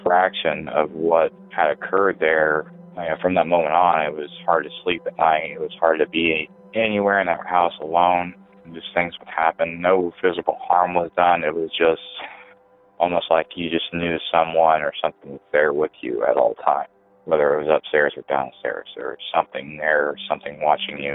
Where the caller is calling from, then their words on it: Elwood, Indiana, United States; I'm calling from Elwood, Indiana